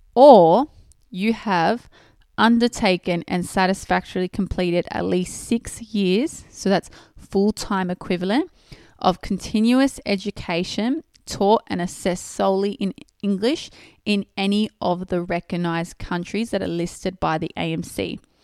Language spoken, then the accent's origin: English; Australia; I was born and raised in Australia. So that means I did all my s-, primary and secondary schooling in Australia